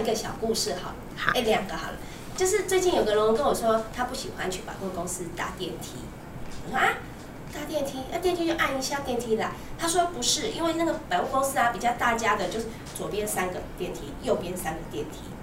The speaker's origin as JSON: {"language": "Chinese", "region": "Keelung", "country": "Taiwan", "tie": "born or raised there", "also_born_or_lived": "Taipei", "said": "那我那时候就是都在基隆嘛"}